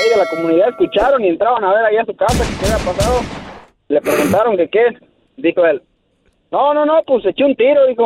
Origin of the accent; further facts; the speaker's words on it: Pisaflores, Hidalgo, Mexico; Soy acá de la sierra de, de, Hidalgo, de Pisaflores.